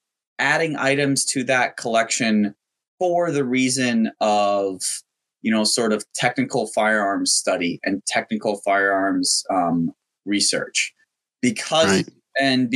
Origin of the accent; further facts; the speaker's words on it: Myanmar; It wasn't the sort of most exotic thing in the world. I mean, it's a military dictatorship, and I went to an international school